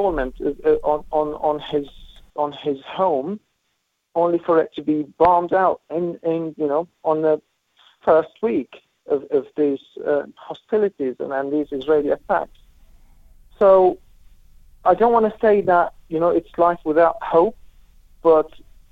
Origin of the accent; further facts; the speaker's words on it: Lebanon; also born or lived in Syria; now in Jordan; I'm originally from Lebanon. I lived in Lebanon. I lived in Syria. I'm currently in Jordan